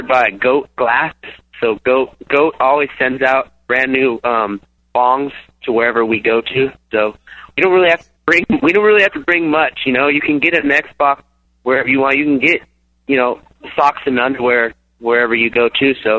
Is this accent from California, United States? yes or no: yes; San Diego, California, United States; We're down from San Diego, like 10, 15 minutes from the Mexican border.